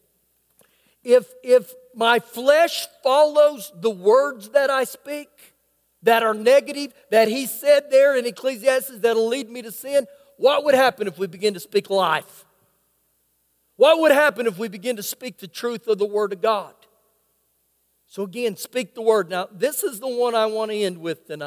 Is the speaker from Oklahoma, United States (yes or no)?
yes; Oklahoma, United States; now in Lubbock, United States; I grew up in Oklahoma